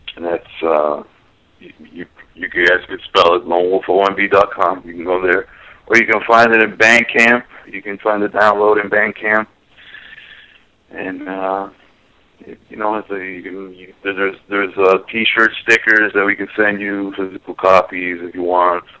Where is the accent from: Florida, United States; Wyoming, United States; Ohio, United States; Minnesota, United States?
Florida, United States; Miami; I'm originally from Miami